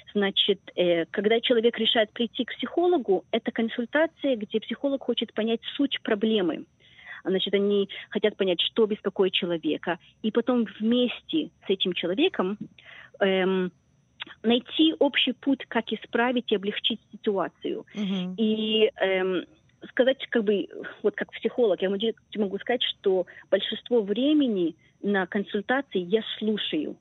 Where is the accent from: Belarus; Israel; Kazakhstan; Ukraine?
Israel; moved away as an adult; also born or lived in Chisinau, Moldova; now in Australia; Я жила в Израиле 10 лет, эм, училась в школе израильской